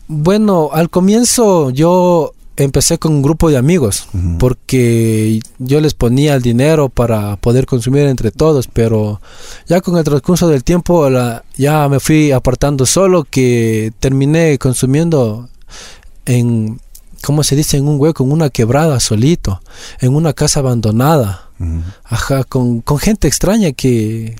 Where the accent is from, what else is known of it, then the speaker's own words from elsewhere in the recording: Quito, Pichincha, Ecuador; yo soy de aquí de Quito, eh, vivo en el sector del condado.